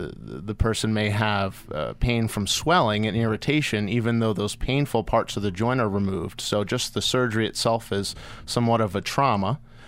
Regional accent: Hopewell Junction, New York, United States; And I'm originally from Hopewell Junction. I graduated from John Jay High School.

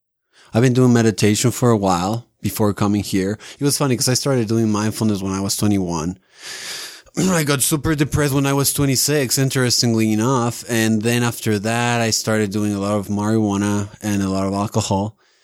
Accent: Mexico City, Mexico; moved away as an adult; now in Salt Lake City, United States; I'm from Mexico City.

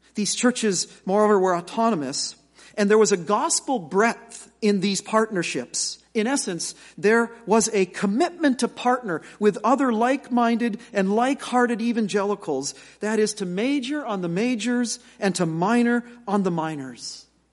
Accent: United States; as American evangelicals

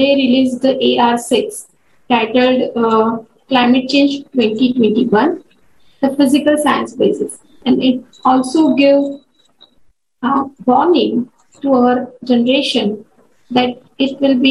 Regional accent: India; In my home country, India

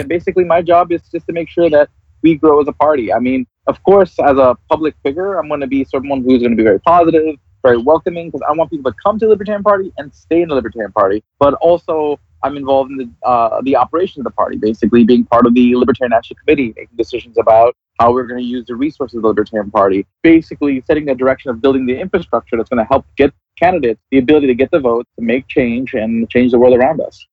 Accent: New York, United States; we're both from New York.

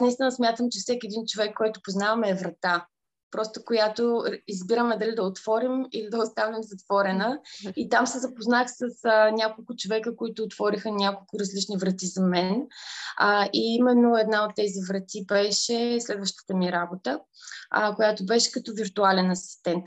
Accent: Aheloy, Burgas Province, Bulgaria; moved away as an adult; now in London, United Kingdom; Израснала съм в, в Ахелой

